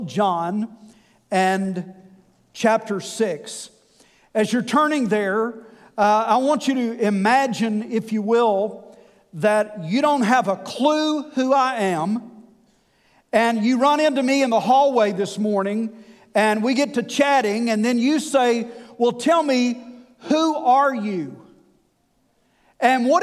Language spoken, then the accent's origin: English; West Tennessee, United States; I am from West Tennessee.